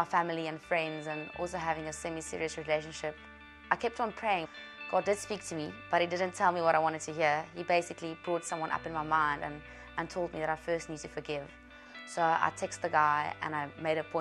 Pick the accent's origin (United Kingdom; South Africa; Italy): South Africa; I'm from South Africa